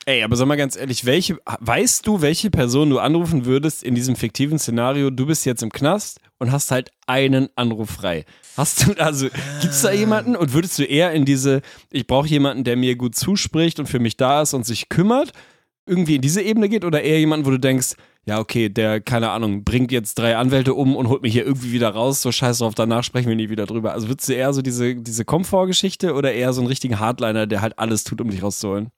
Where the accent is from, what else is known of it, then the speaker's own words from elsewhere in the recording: Lüneburg, Lower Saxony, Germany; bei uns in Lüneburg